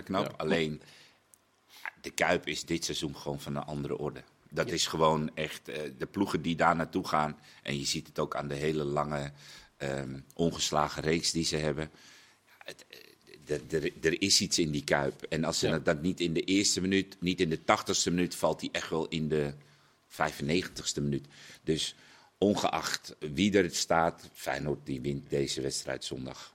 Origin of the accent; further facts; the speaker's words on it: Netherlands; wij gewoon Nederlanders